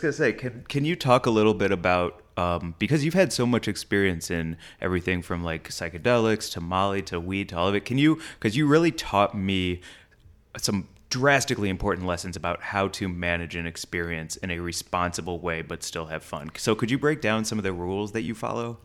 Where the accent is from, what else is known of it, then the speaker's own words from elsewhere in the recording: St. Louis, Missouri, United States; I'm from St. Louis